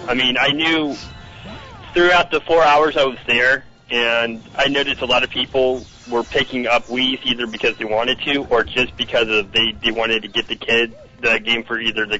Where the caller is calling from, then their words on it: Melbourne, Florida, United States; calling from Melbourne, Florida.